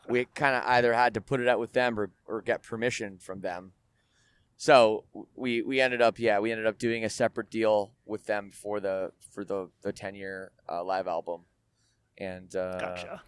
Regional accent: Canada; I'm Canadian and and we we have universal health care

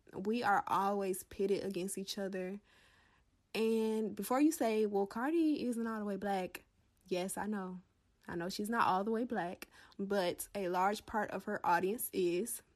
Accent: the South, United States; a Black woman from the South

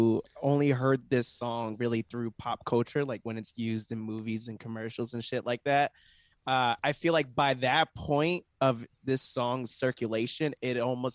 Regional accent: Florida, United States; because I grew up in Florida and I went to college in Florida.

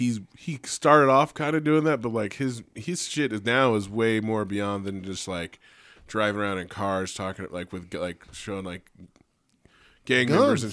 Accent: Richmond, United States; now in Reno, United States; I grew up in Richmond and then moved here, and I was like, I'm living in the suburbs now

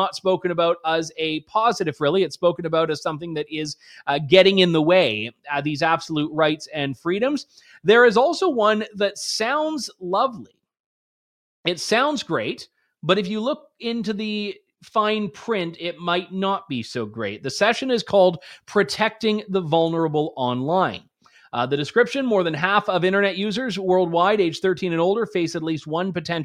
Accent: Canada; as a Canadian

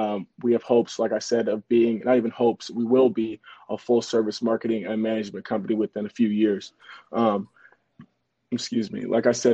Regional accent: Los Angeles, California, United States; I am from Los Angeles, California.

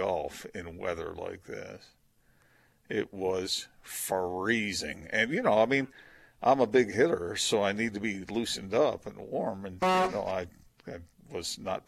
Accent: East Coast, United States; moved away; I grew up on the East Coast as well

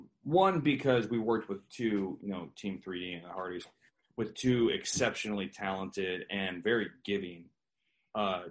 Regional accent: Pacific Northwest, United States; I'm from the Pacific Northwest. So I got to see, you know, Roddy Piper

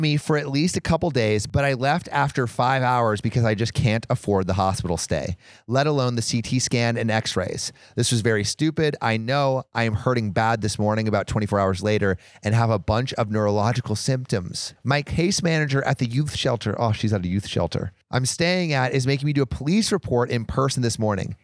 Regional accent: California, United States; We are both from California

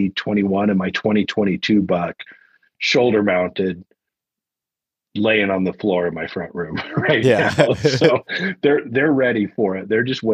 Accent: Arizona, United States; also born or lived in the West; I mean, I've grown up all around the West, and you know, in a lot of places where, I mean, I remember growing up in Northern Arizona. That's where I went to like junior high and high school.

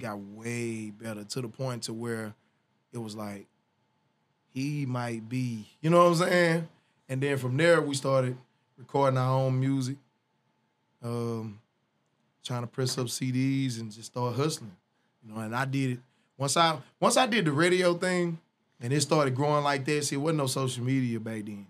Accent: Northeast Louisiana, United States; also born or lived in Ruston, Louisiana / Monroe, Louisiana / West Monroe, Louisiana; I was raised in Louisiana.

